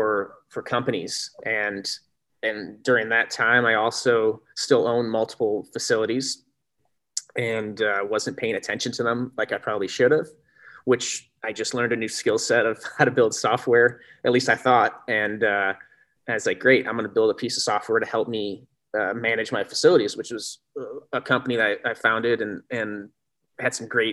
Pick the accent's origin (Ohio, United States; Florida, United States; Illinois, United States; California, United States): Illinois, United States; Sycamore; I grew up in Sycamore, Illinois, which is a little farming town about 70 miles northwest of Chicago